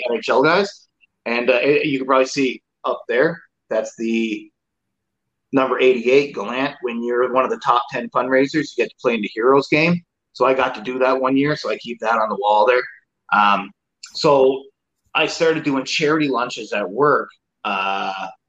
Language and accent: English; Newfoundland and Labrador, Canada; moved away as an adult; So since I moved from home, so I'm from Newfoundland